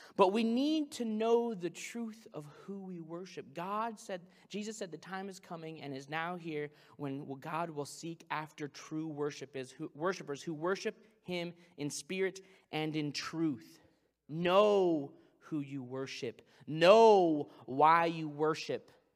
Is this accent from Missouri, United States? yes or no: yes; Branson, Missouri, United States; I'm from Branson, Missouri